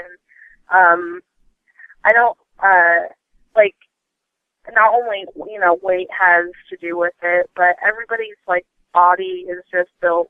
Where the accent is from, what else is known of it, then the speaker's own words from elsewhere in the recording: Vermont, United States; moved away; I'm originally from Vermont or whatever, and when I was there, I went to just, like, a local, like, family-owned gym